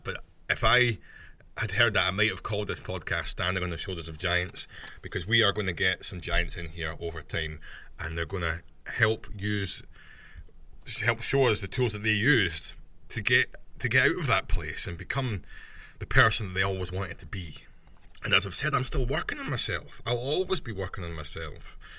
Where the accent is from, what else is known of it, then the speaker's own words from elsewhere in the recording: Scotland, United Kingdom; I'm Scottish